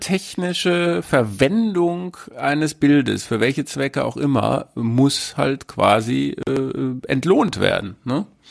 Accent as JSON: {"language": "German", "region": "North Rhine-Westphalia", "country": "Germany", "said": "ich bin ja auch aus Ostwestfalen"}